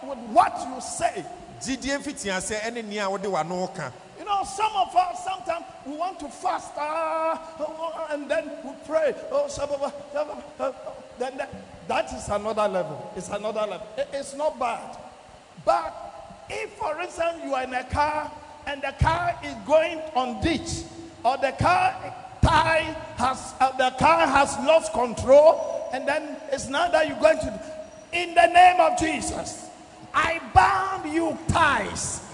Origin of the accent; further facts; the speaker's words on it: Ghana; also born or lived in Nigeria; being a Ghanaian